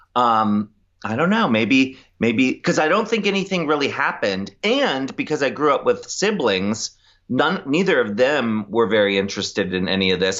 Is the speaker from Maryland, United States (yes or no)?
yes; Annapolis, Maryland, United States; also born or lived in Ocean City, Maryland; I grew up in Annapolis, but my parents had a beach